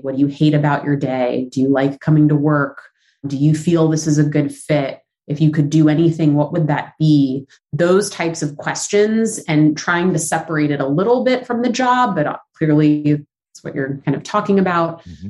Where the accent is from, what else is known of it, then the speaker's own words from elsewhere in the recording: Los Angeles, California, United States; moved away as an adult; now in New York, United States; I am from Southern California, so the San Fernando Valley, right outside of LA. Technically, a valley girl, if you go by that definition. I uh, moved to New York when I was 19, so I've been in New York a long time, but born and raised in uh, the valley.